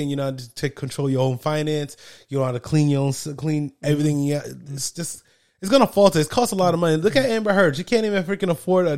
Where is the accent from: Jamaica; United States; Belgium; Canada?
Jamaica; I'm Jamaican.